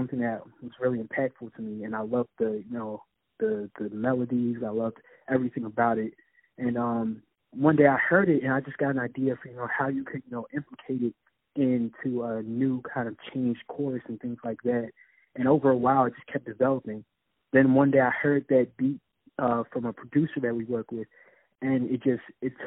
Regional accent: Philadelphia, Pennsylvania, United States; I'm from Philadelphia, born and raised

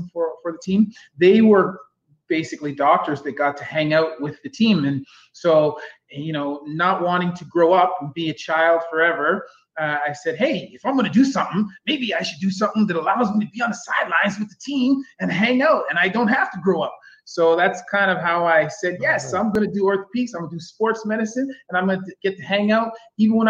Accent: Kitchener, Ontario, Canada; moved away as an adult; now in Ottawa, Canada; I was born and raised in Kitchener

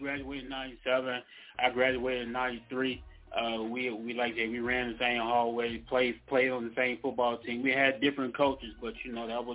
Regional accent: Natchez, Mississippi, United States; our hometown, back in Natchez, Mississippi

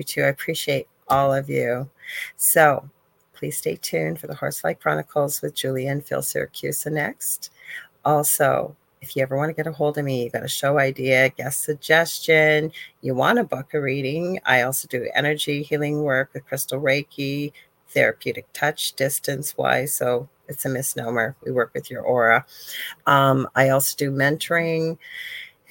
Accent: Canada; also born or lived in Thunder Bay, Ontario; I'm not even from the South. I'm Canadian

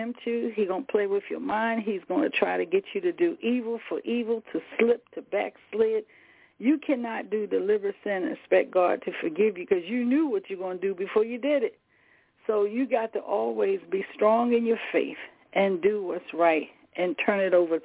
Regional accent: the South, United States; I'm from the South. I'm old country girl

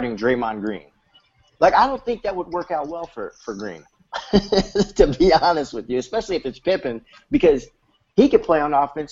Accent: Chicago, Illinois, United States

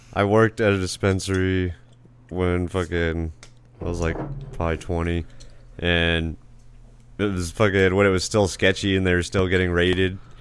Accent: Casa Grande, Arizona, United States; also born or lived in Phoenix, Arizona / Ak-Chin reservation, Arizona; I was born in Phoenix Indian Hospital. I grew up in Casa Grande for a little bit

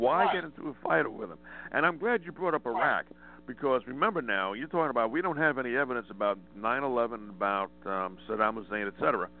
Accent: United States; I'm an American

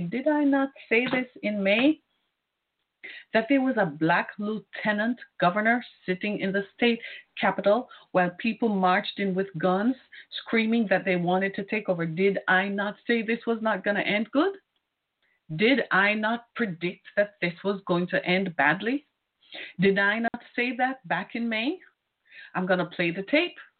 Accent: Michigan, United States; This is my home state. This is where I live

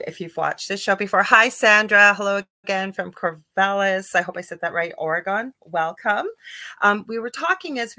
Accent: Canada; I'm a Canadian clairvoyant medium

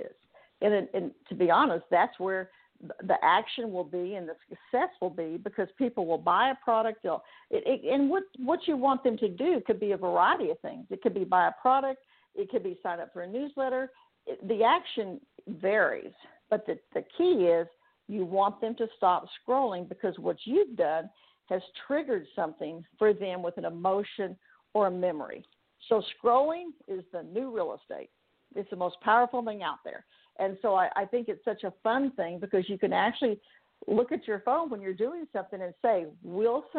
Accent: Texas, United States; moved away; also born or lived in Huntington Beach, California; Now I live in Texas, of course, my home state

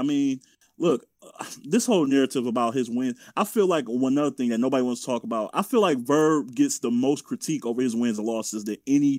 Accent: Detroit, Michigan, United States; I'm from Detroit. I'm from Detroit.

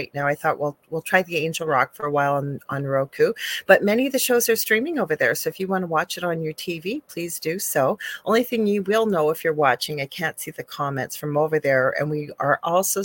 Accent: Thunder Bay, Ontario, Canada; I'm a Canadian spiritual medium

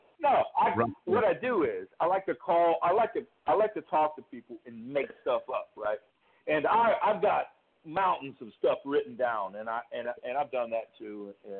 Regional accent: Cleveland, Ohio, United States; I'm from Cleveland, Ohio, right?

